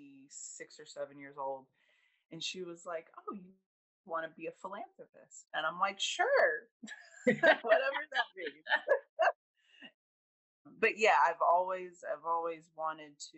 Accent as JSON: {"language": "English", "area": "Southern Hillsborough County", "region": "Florida", "country": "United States", "tie": "born or raised there", "also_born_or_lived": "Columbus, Georgia / Louisiana", "said": "around the age of 8, we moved to Florida and settled in Southern Hillsborough County, and I've been here ever since."}